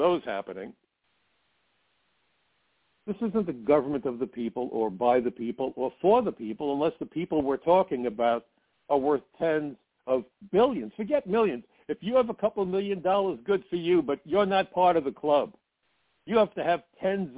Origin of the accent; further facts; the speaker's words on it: New York City, New York, United States; I'm a New Yorker